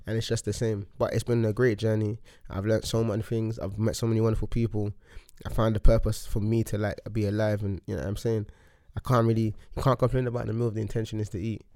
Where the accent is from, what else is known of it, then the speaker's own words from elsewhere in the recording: London, United Kingdom; I grew up in Hackney, and then I moved around a lot with my mum